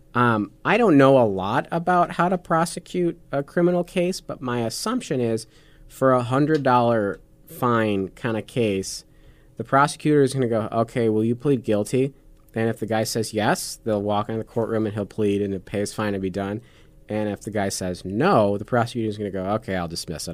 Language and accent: English; Nebraska, United States; as Nebraskans